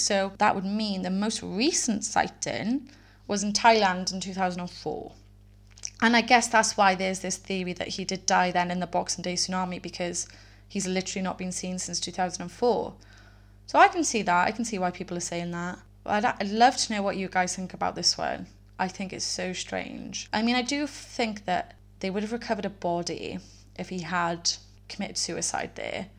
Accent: Wales, United Kingdom; I am from Wales

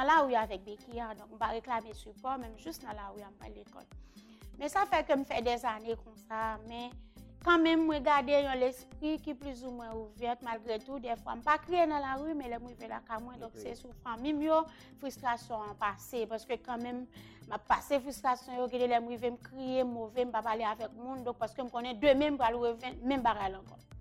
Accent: Carrefour, Ouest, Haiti; men soti kafou kounyan pou mwen vin l'ekol chakjou

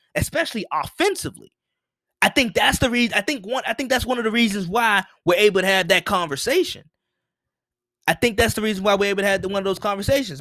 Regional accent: United States

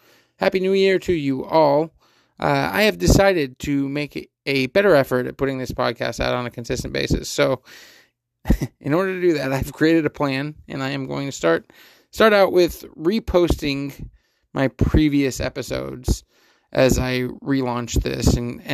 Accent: Fremont, California, United States; also born or lived in Pleasanton, California; I grew up in Fremont, California, and moved to Pleasanton, California when I was in middle school. So I've lived here in the Bay my entire life

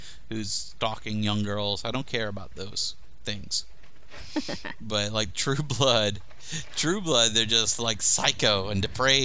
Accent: the South, United States; also born or lived in Germany; I'm from the South

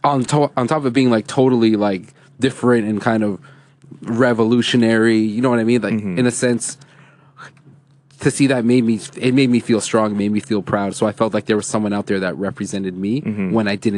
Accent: Ontario, Canada; Being a Canadian, not living. I always tell people, like, I've lived outside of Toronto.

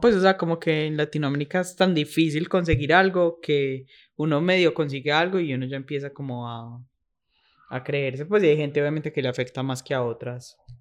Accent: Paisa, Antioquia, Colombia; yo soy paisa

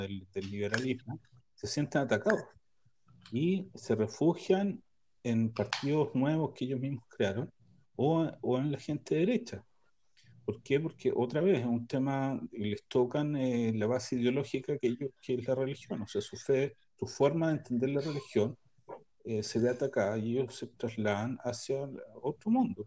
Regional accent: Chile; now in Israel; como chileno

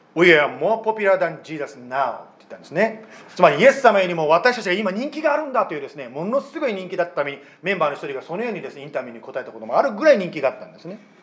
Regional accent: Japan; 私は日本で生まれて日本で育ったもの

